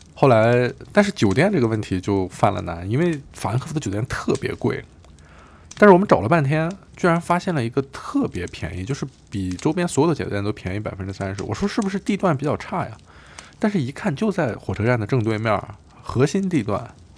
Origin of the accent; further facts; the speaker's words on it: China; moved away as an adult; also born or lived in Beijing; now in Berlin, Germany; 我们是中国的